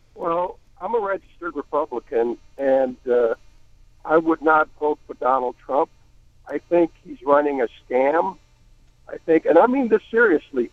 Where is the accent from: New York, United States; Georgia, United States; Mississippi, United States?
New York, United States; now in Florida, United States; I grew up in New York, although I live in Florida now